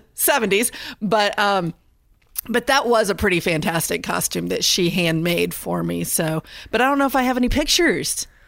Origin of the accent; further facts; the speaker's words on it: Indiana, United States; now in North Carolina, United States; I grew up in Indiana.